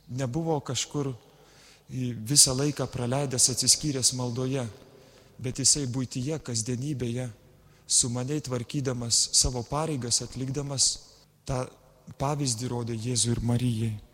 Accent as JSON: {"language": "Lithuanian", "country": "Lithuania", "said": "mes lietuviai gal dažnai tylime"}